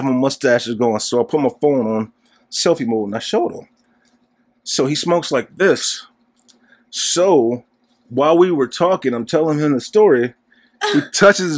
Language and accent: English; Detroit, Michigan, United States; now in Los Angeles, United States; I grew up in Detroit